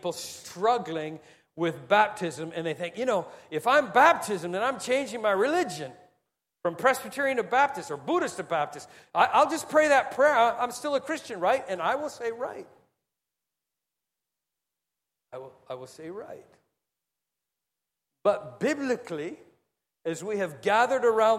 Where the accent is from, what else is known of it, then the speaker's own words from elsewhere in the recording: Singapore; we're Singaporean.